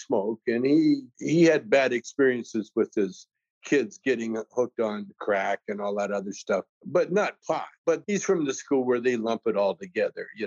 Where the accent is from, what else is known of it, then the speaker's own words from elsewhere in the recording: Canada; now I'm from Canada